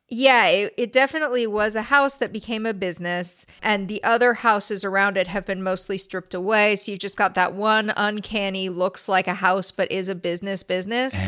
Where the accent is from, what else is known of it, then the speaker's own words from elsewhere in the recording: La Crescenta, California, United States; I didn't grow up there. I grew up next door in La Crescenta